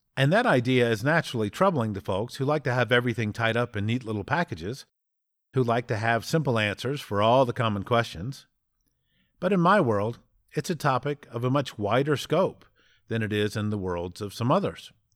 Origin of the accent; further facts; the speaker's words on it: United States; as an American